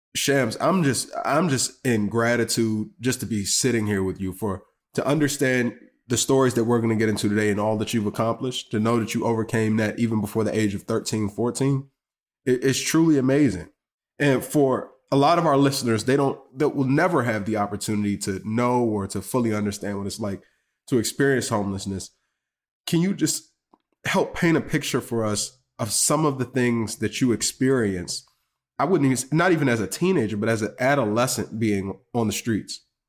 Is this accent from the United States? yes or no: yes; Washington, District of Columbia, United States; Being a buddy from D C, you know, we call y'all Bama sometimes